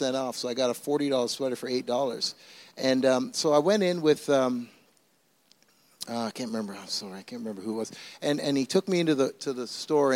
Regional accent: Canada; also born or lived in Toronto; now in Mississauga, Canada; I'm Canadian

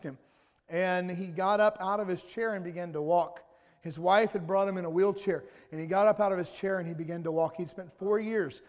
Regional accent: the South, United States; I'm from the South, so we say y'all.

